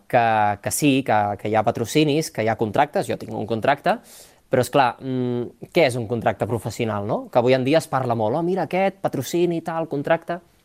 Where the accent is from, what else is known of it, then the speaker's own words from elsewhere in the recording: La Pobla de Mafumet, Catalonia, Spain; moved away as an adult; also born or lived in Barcelona; jo sóc nascut a la Pobla de Mafumet, al, al Camp de Tarragona, i he viscut allà tota la vida perquè la família és d'allà